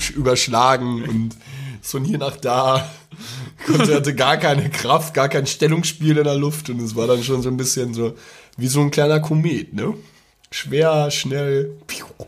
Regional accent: Ruhr area, North Rhine-Westphalia, Germany; accent: Pott; Ich kann, ich kann nur Pott. Ich komme aus dem Pott.

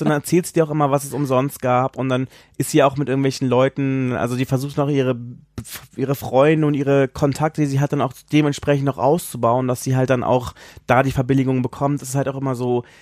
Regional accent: Southern Germany, Germany; moved away as an adult; also born or lived in Baden-Baden; now in Berlin, Germany; ich komme ja ursprünglich aus Süddeutschland

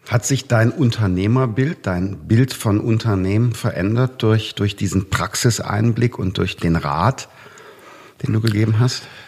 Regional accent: North Rhine-Westphalia, Germany; In meinem Heimatland Nordrhein-Westfalen

